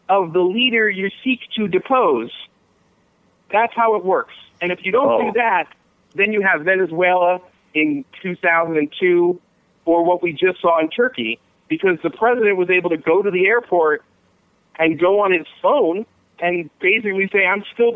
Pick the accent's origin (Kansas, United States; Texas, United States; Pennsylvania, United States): Pennsylvania, United States; Philadelphia; I'm from Philadelphia